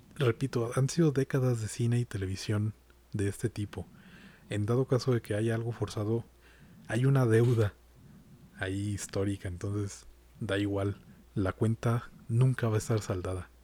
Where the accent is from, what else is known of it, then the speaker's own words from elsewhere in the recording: Mexico; como mexicano